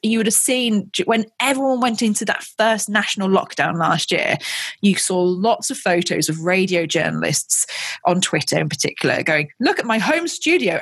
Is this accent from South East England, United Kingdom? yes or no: yes; Ascot, South East England, United Kingdom; I was born in Royal Berkshire very close to Windsor